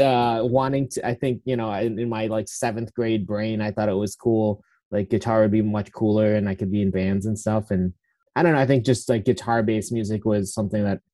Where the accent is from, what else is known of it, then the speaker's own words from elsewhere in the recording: a little south of Syracuse, central New York, United States; now in Portland, United States; I actually grew up in upstate New York, in like central New York